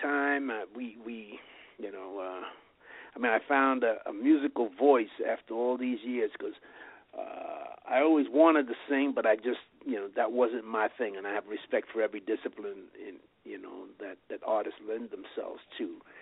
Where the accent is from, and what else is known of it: New York City, New York, United States; born or raised there; now in Las Vegas, United States